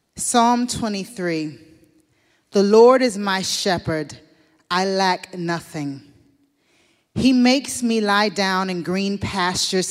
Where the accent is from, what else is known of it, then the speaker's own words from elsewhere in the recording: Deep South, United States; I grew up in the Deep South in the U S in a black family led by women